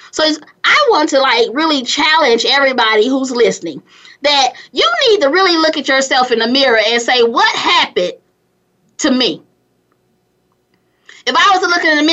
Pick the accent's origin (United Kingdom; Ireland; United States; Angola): United States; California; also born or lived in Gary, Indiana; now in Atlanta, United States; grew up in California